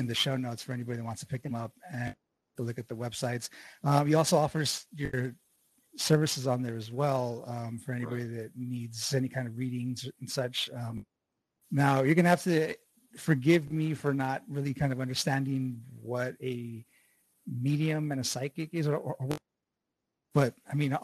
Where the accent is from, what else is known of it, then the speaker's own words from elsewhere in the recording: El Paso, Texas, United States; moved away as an adult; I'm Paso. That's where I was born and raised.